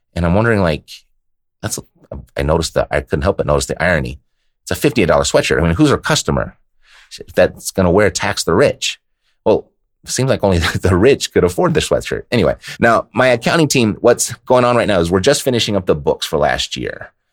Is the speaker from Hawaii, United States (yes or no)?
no; Southern California, United States; moved away as an adult; I was born and raised in Southern California